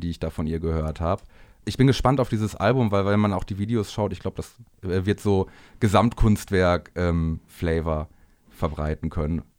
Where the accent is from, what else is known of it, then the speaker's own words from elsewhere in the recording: Bielefeld, North Rhine-Westphalia, Germany; aus dem Raum Bielefeld, wo ich herkomme